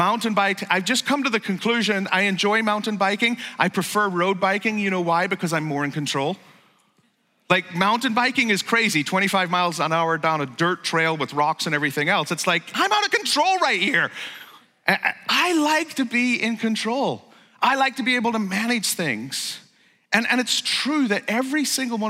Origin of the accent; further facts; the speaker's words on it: Northern Ireland, United Kingdom; moved away; I grew up in Northern Ireland, or Ulster